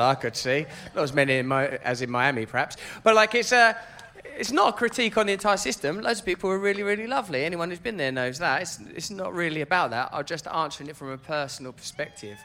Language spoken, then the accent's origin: English; Grays, East of England, United Kingdom; I'm from Grays